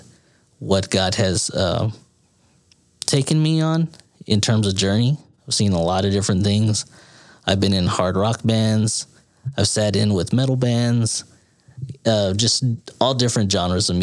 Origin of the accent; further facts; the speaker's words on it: San Antonio, Texas, United States; moved away as an adult; now in Austin, United States; I was born and raised in San Antonio, Texas. So that's where I'm actually from.